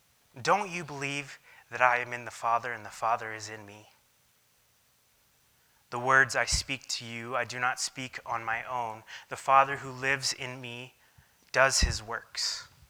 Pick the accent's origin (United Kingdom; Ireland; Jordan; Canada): Jordan; When I grew up in Jordan, I have this memory of looking out the back window of our house and then seeing two or three shepherds standing next to each other